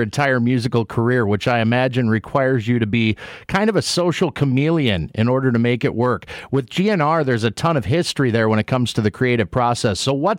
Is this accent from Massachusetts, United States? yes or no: no; Minneapolis, Minnesota, United States; I was fortunate to be born and raised in Minneapolis